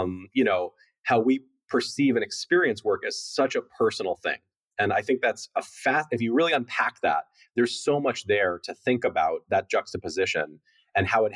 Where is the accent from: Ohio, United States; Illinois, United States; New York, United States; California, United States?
New York, United States; New York City; also born or lived in Costa Rica; I was born in Costa Rica, and then my parents moved back to the United States, and I grew up in a loft in Soho in New York City